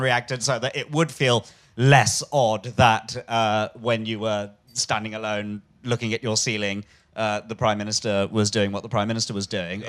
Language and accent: English; London, United Kingdom; I'm a Londoner, Billingsgate